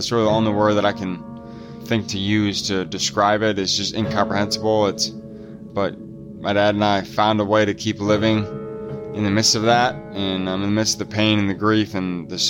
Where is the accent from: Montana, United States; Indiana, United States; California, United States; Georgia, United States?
Indiana, United States; Fort Wayne; I'm from Fort Wayne, Indiana, originally. Small town, pretty not small, a couple hundred thousand people, northeast Indiana.